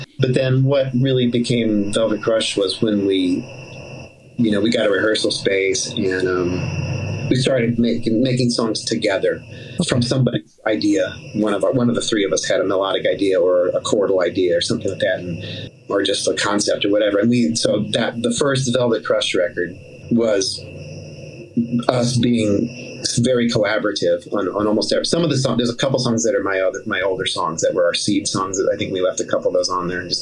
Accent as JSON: {"language": "English", "region": "Midwest", "country": "United States", "also_born_or_lived": "Providence, Rhode Island", "moved": "as an adult", "said": "all three of us are from the Midwest"}